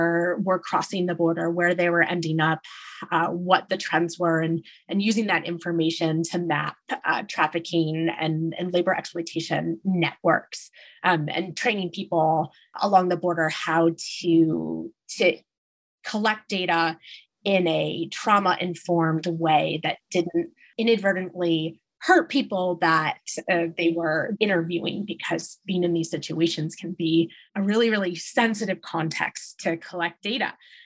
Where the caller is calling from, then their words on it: Washington, District of Columbia, United States; also born or lived in Thailand / Nepal; I'm calling in from Washington, D.C.